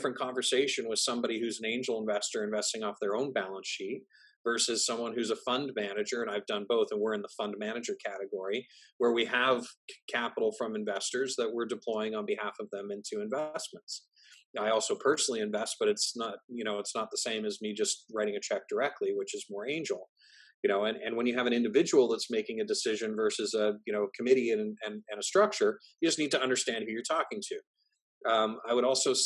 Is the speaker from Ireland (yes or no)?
no; Canada; I'm Canadian.